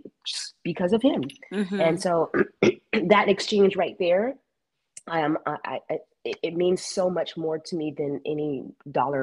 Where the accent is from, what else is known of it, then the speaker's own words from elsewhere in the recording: California, United States; moved away as an adult; I'm from California